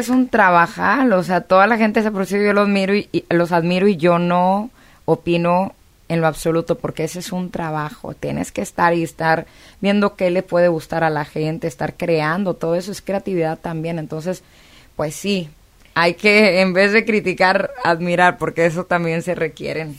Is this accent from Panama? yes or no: no; China, Nuevo León, Mexico; also born or lived in South Texas; now in Los Angeles, United States; crecí en, China, Nuevo León, luego nos mudamos al sur de Texas